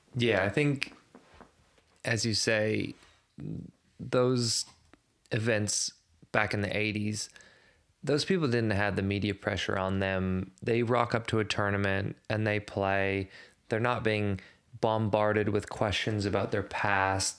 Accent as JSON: {"language": "English", "country": "Canada", "moved": "yes", "lives_now": "Australia", "said": "as a Canadian"}